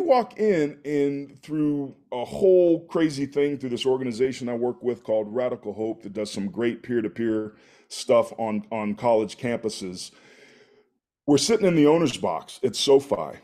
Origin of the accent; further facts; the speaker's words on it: Bay Area, California, United States; I grew up in the Bay Area